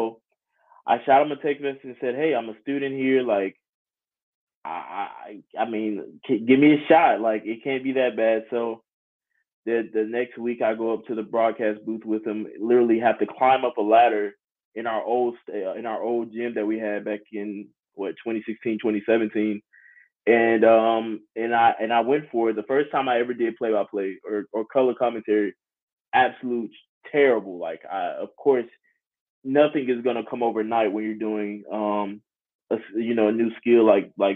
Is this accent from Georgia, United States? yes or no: yes; Jonesboro, Georgia, United States; I'm originally from Jonesboro, Georgia. It's about 20-35 minutes south of Atlanta. And I started at Jonesboro High School, which is the high school I graduated from in 2017